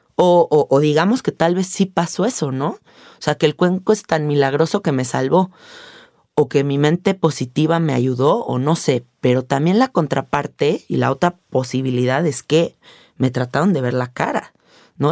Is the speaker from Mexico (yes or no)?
yes; Mexico; siendo mexicanos